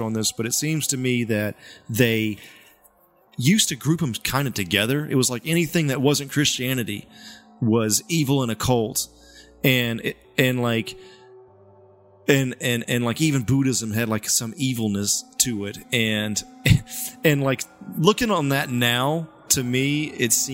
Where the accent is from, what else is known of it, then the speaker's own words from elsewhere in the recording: the Bible Belt, United States; I'm from the Bible Belt